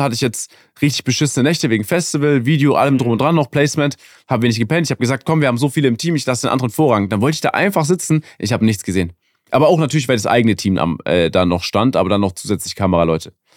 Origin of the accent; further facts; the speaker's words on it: Germany; ich komme aus Deutschland